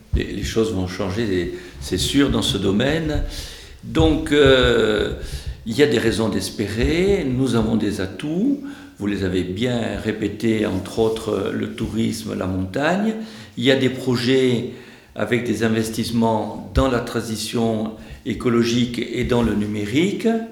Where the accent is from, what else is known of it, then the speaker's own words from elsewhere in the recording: Bigorre, Occitania, France; chez nous, en Bigorre